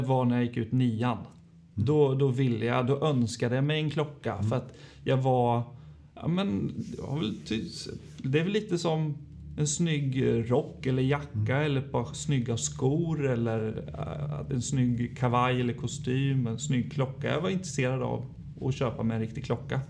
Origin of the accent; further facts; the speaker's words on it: Linköping, Östergötland, Sweden; jag är född och uppvuxen i Linköping